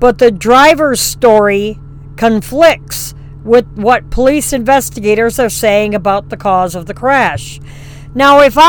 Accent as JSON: {"language": "English", "area": "between Wausau and Stevens Point", "region": "central Wisconsin", "country": "United States", "tie": "born or raised there", "moved": "yes", "said": "a tornado touched down in my hometown in central Wisconsin that went through my brother's farm, the homestead where I grew up"}